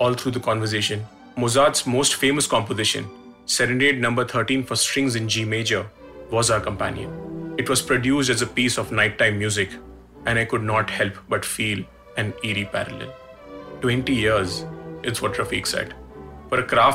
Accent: Gujarat, India; my home state of Gujarat

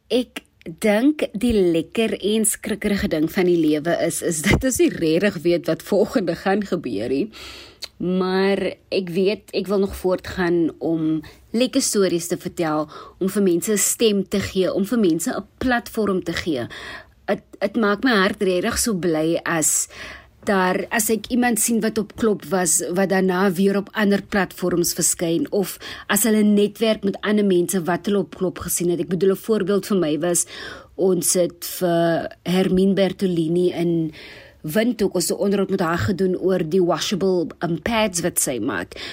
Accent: Worcester, Western Cape, South Africa; now in Johannesburg, South Africa; Ek is oorspronklik van Woester waar ek seker is dit vanaand baie baie warm is. Ek het my laerskoolloopbaan begin by Essen Park Primêre Skool

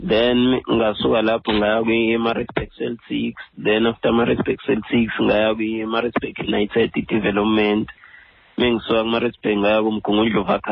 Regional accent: Pietermaritzburg, KwaZulu-Natal, South Africa; moved away; ngisikhahlathi ngowase-peter marisburg empenje ikhaya kodwa ngikhulele e-edindale ecaleni ewood

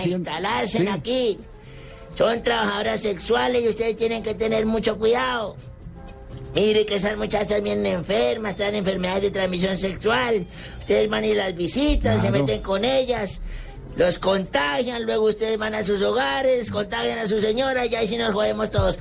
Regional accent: Anolaima, Cundinamarca, Colombia; moved away; en mi pueblo natal, Anolaima

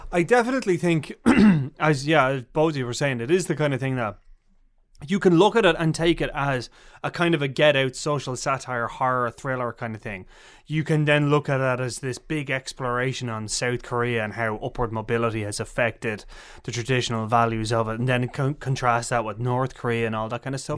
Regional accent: Ireland; we're being Irish

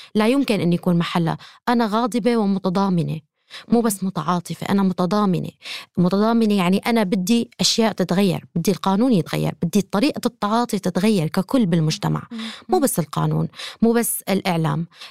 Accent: Syria; أنا كأمرأة سورية

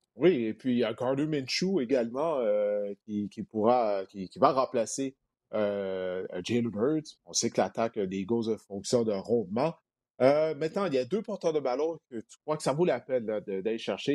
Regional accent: Montreal, Quebec, Canada; Je viens de Montréal

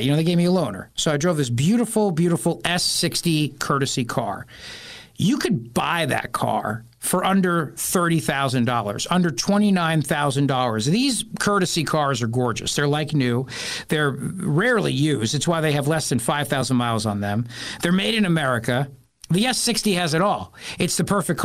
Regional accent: New Jersey, United States; I'm from Jersey

